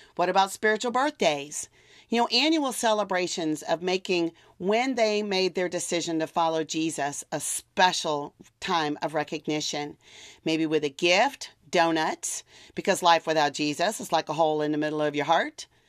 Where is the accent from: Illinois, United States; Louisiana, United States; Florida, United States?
Louisiana, United States; South; I'm from South Louisiana